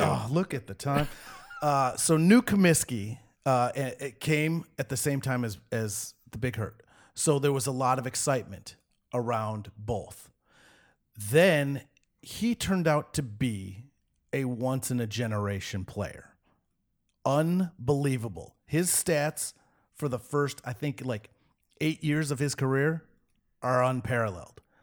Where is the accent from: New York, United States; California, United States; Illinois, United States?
Illinois, United States; Chicago; I was born on the South Side. I grew up on the South Side.